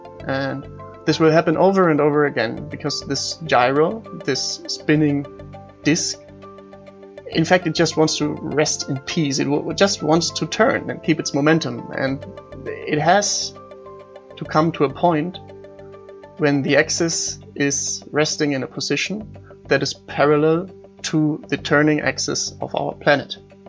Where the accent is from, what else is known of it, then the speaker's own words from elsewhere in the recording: Munich, Bavaria, Germany; I'm from Munich.